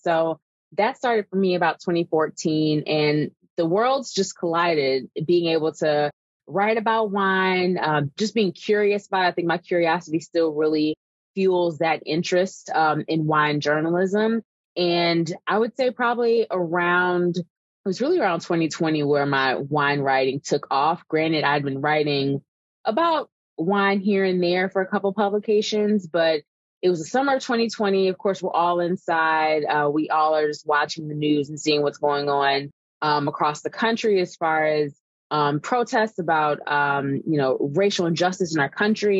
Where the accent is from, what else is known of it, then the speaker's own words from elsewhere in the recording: Evanston, Illinois, United States; also born or lived in Galveston, Texas; now in Chicago, United States; I was born in Galveston, Texas. So I grew up in Texas until I was about eight years old and then moved um, to Evanston specifically. So where Northwestern is, that's the town I grew up in.